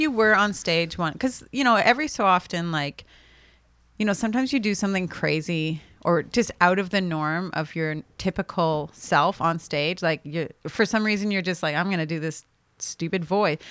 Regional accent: Canada; as a Canadian

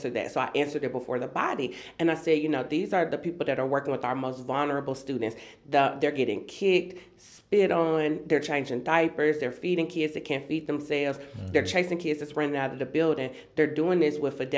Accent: Memphis, Tennessee, United States; also born or lived in Antioch, Nashville, Tennessee; I'm a lifelong Tennessean, born and raised in Memphis, Tennessee.

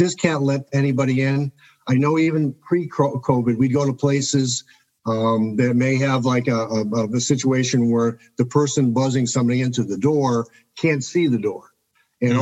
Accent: Chicago, Illinois, United States; I'm from Chicago, Illinois. I lived here my whole life

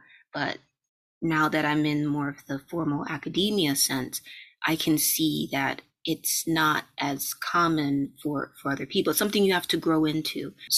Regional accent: Jamaica; I'm also interested in tropical medicine, and I am Jamaican as well

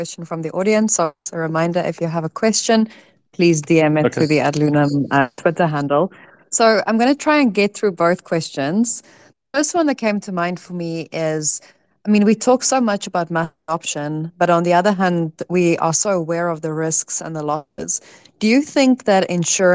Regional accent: South Africa; moved away; I'm from South Africa as well, so I used Mixit when I was still in high school

